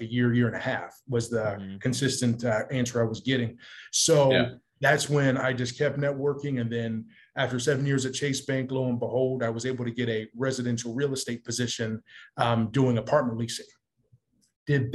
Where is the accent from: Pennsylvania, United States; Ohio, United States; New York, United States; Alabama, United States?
Ohio, United States; Columbus; now in California, United States; Columbus, Ohio, my hometown